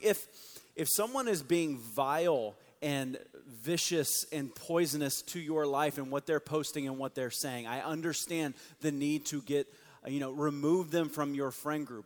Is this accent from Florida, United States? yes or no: yes; South Florida, United States; I grew up in South Florida